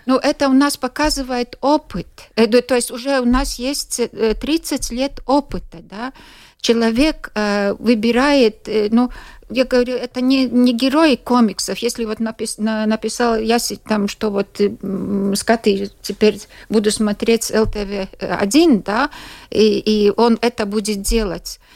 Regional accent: Latgale, Latvia; Russian is a second language; Я сама из Латгалии

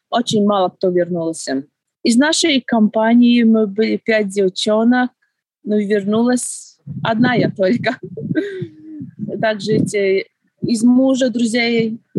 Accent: Preiļi, Preiļi Municipality, Latvia; moved away as an adult; Я родилась в Прейле, э, училась, жила и вернулась тоже в Прейле. Я уехала очень-очень давно, еще э, в студенческие времена, в 1999 году.

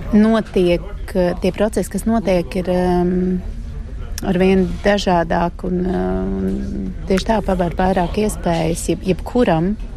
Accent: Latvia; moved away as an adult; also born or lived in France; Latvija man ir ne tikai mana dzimtene un vieta, kur es dzīvoju un gribu dzīvot

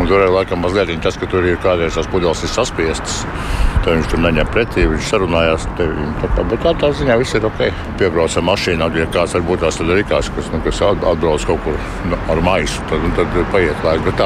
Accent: Latvia; born there; Latvija ir mana dzimtene, es Latvijā esmu piedzimis, tā ir mana mīļa mīļākā valsts

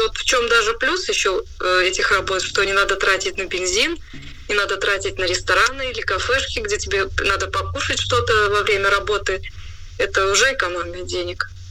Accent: Rēzekne, Latgale, Latvia; я сама из Резекна

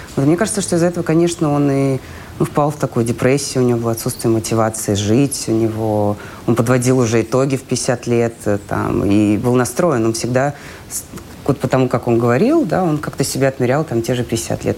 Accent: Russia; moved away as an adult; also born or lived in Ukraine; now in Israel; я из России

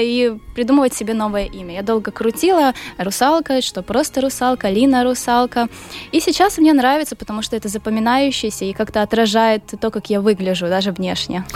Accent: Ukraine; я из Украины

